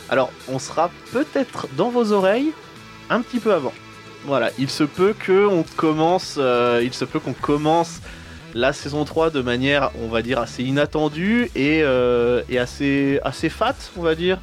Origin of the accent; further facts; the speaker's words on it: Tours, Centre-Val de Loire, France; nous ne venons pas de Paris, nous nous venons euh, de Touraine, on est de Tours